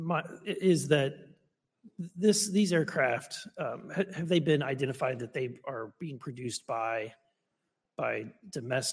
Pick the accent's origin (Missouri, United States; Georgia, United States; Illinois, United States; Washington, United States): Missouri, United States; I'm from Missouri